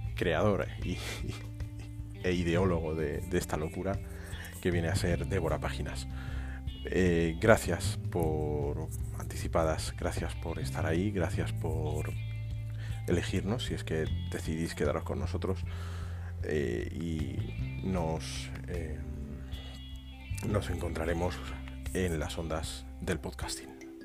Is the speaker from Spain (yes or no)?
yes; Aranjuez, Community of Madrid, Spain; los dos somos de Madrid, de Aranjuez